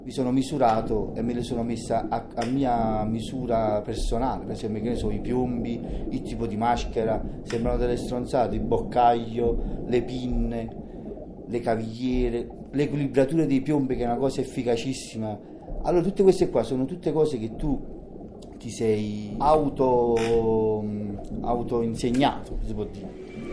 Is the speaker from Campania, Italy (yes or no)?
yes; Naples, Campania, Italy; Io per esempio sono di Napoli